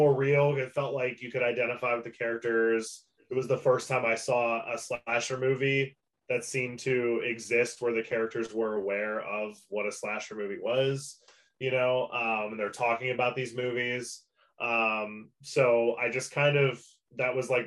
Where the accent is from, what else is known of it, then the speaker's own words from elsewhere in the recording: Pennsylvania, United States; I'm from Pennsylvania. I still live here.